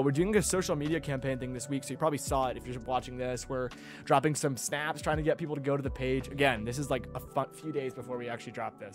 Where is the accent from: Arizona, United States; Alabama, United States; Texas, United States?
Arizona, United States; Phoenix; moved away as an adult; now in Spokane, United States; I'm from Phoenix, Arizona